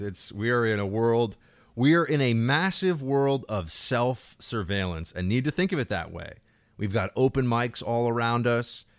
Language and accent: English; New York City, New York, United States; I grew up in New York City